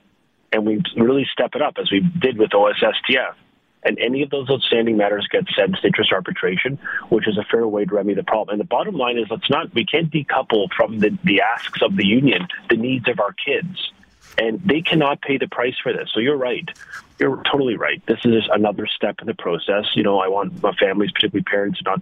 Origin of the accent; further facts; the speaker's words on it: Canada; as a Canadian